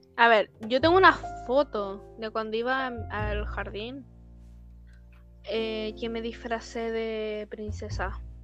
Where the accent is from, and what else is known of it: Chile